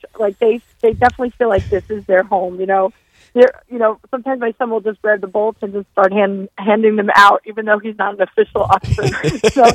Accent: New York, United States; now in Ann Arbor, United States; and I'm from New York originally.

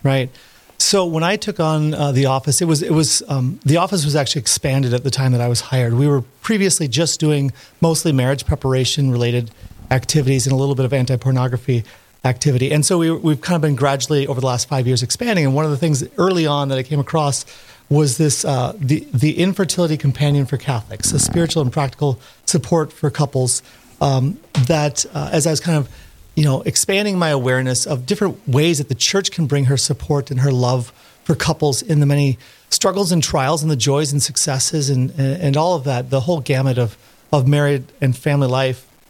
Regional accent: Park Rapids, Minnesota, United States; moved away; also born or lived in Steubenville, Ohio; I'm from Park Rapids, Minnesota originally

